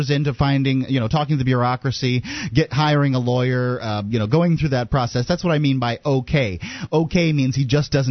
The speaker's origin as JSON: {"language": "English", "town": "Sarasota", "region": "Florida", "country": "United States", "tie": "born or raised there", "moved": "yes", "lives_now": "New Hampshire, United States", "said": "I'm a Florida boy, born and raised in Sarasota, Florida"}